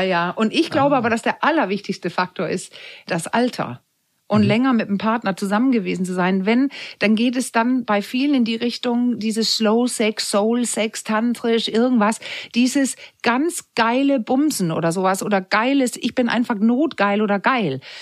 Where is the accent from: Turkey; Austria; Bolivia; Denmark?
Denmark; moved away; Weil ich bin ja Dänin und bin in der Zeit groß geworden